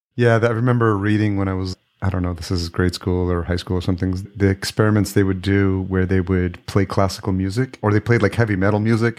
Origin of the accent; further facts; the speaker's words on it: Yonkers, New York, United States; now in Minneapolis, United States; I grew up in New York. I grew up just outside in Yonkers. I live in Minneapolis now